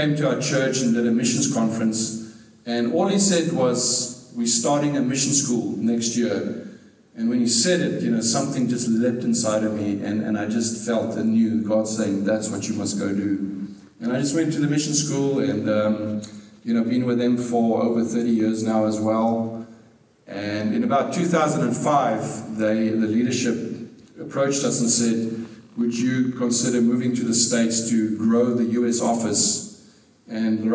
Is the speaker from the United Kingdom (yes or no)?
no; South Africa; I was born in South Africa at a very young age